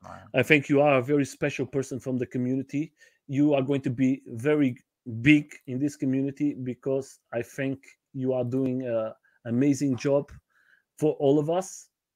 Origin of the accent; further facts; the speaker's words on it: Portugal; I have my wife is from Brazil and I'm from Portugal.